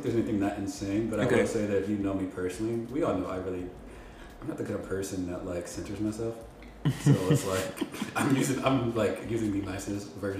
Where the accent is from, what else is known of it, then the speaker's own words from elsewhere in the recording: Milwaukee, Wisconsin, United States; moved away as an adult; also born or lived in Madison; we're both from Wisconsin, grew up in Milwaukee as well, but I lived in Madison, which is the other big city in Wisconsin.